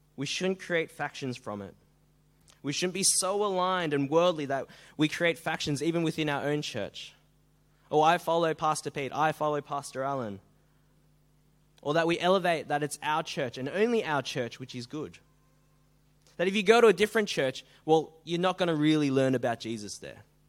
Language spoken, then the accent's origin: English; Melbourne, Victoria, Australia; now in Sydney, Australia; I come from Melbourne